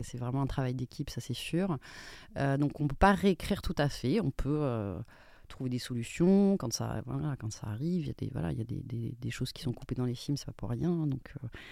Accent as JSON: {"language": "French", "country": "Spain", "said": "je suis espagnole"}